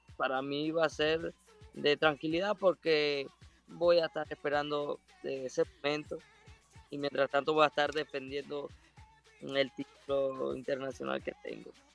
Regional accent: Ciudad Bolívar, Bolívar, Venezuela; moved away; also born or lived in New Jersey; Ciudad Bolívar y pues es mi tierra natal, Bolívar

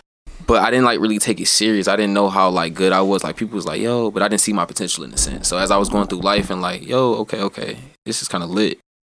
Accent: Birmingham, Alabama, United States; also born or lived in Georgia; I'm from Birmingham. I went to Georgia for a little bit, came back.

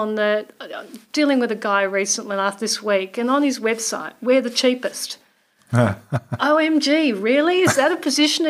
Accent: Australia; now in New Zealand; I'm an Aussie.

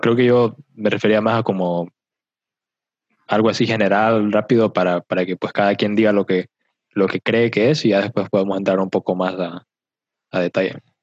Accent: Honduras; also born or lived in Mexico; uno tal vez como hondureño

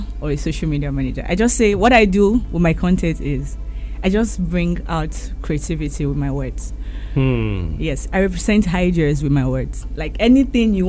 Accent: Ekiti, Nigeria; I'm from Ekiti States.

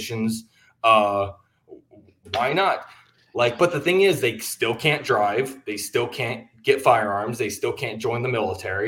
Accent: Texas, United States; I'm from Texas

